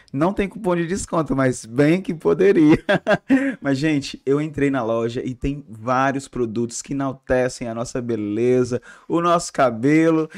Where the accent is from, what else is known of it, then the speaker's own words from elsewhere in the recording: Ceará, Brazil; somos cearenses